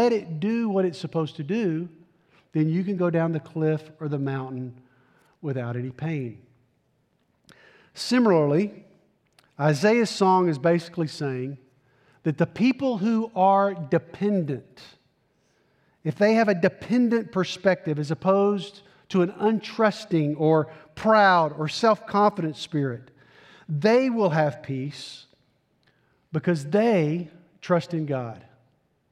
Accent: Tennessee, United States; I'm from Tennessee, proud product of the Tennessee public school system

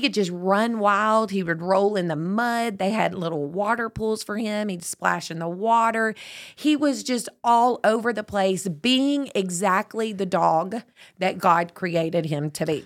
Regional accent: Tyler, Texas, United States; I was born in Tyler

